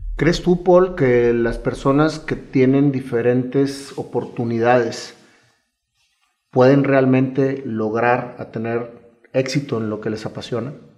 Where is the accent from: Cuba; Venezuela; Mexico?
Mexico; yo soy un amante también de nuestro país